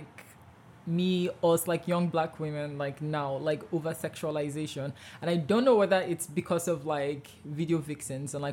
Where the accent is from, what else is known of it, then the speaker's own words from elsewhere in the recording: Imo, Nigeria; now in Manitoba, Canada; I'm from Imo State